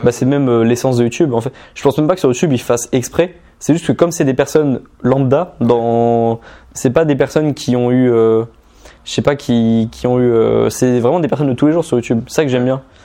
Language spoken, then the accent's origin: French; Normandy, France; je suis originaire de Normandie. Mais euh, autour de moi, dans mon entourage en Normandie, dans ma ville de 9000 habitants